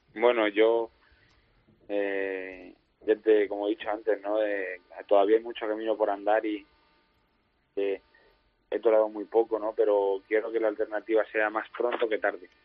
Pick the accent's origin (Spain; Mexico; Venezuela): Spain; Pepino, Castilla-La Mancha; also born or lived in Talavera de la Reina; nací en Talavera, aunque vivo en Pepino. Prácticamente al, al poco rato de nacer ya estaba aquí